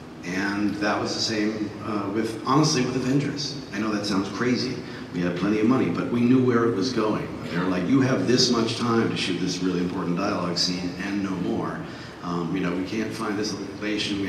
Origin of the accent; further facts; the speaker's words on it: New York City, New York, United States; I was raised on the Upper West Side of Manhattan in the 70s